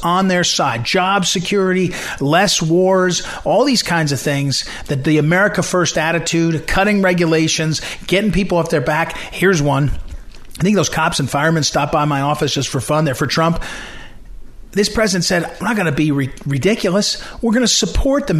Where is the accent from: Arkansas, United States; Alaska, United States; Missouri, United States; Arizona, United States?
Missouri, United States; St. Louis; moved away; my hometown in St. Louis